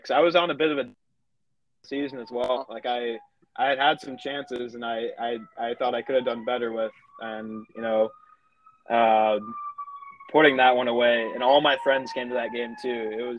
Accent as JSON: {"language": "English", "town": "Shakopee", "region": "Minnesota", "country": "United States", "tie": "born or raised there", "said": "I started as a local guy. You know, my dad played Division I college soccer, so he got me into it right away. I was 3 or 4 and just playing the rec leagues and with SSA, Shakopee Soccer Association."}